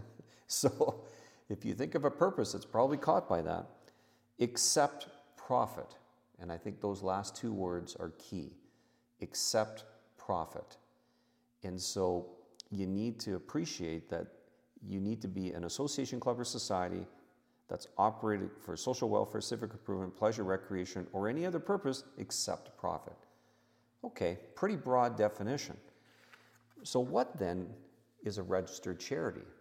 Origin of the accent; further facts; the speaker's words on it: Canada; I'm a Canadian tax expert who has over 30 years of experience at a specialist level dealing with Canada US tax matters for the private client.